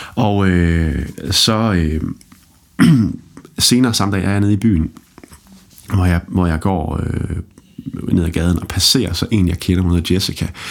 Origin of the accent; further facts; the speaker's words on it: Holstebro, Central Denmark Region, Denmark; Jeg er vokset op i Holstebro